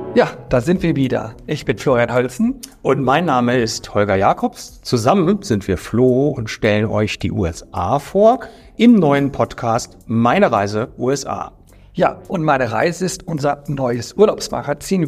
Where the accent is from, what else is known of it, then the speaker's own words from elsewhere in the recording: Germany; wir als Deutsche